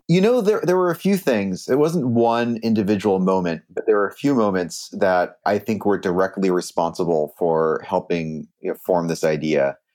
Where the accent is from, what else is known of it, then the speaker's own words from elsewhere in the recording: Silicon Valley, California, United States; I grew up in Silicon Valley, and I, my dad actually started a internet startup in our garage in ninety-two